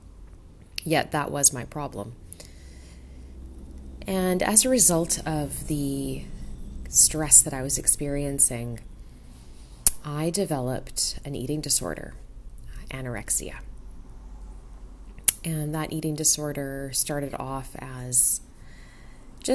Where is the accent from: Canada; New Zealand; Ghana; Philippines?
Canada; Vancouver, British Columbia; I was born in Vancouver, Canada